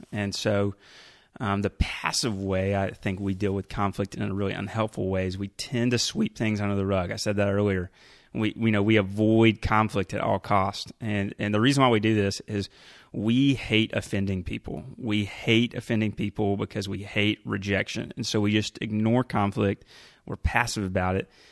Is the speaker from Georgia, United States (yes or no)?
yes; Carrollton, Georgia, United States; moved away as an adult; also born or lived in Rome, Georgia / Orlando, Florida / Asheville, North Carolina; I grew up here in Carrollton, Georgia